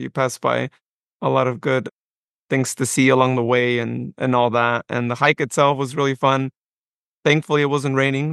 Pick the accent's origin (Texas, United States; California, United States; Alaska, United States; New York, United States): California, United States; Modesto; also born or lived in Patterson, California / Westley, California; I was born in Modesto, but I was actually raised for my first ten years of life in the Patterson area, specifically in Wesley.